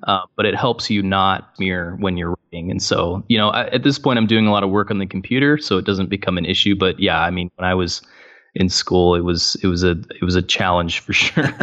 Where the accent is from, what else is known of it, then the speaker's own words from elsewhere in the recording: Gig Harbor, Washington, United States; also born or lived in Boise, Idaho / Tacoma, Washington; I grew up in Gig Harbor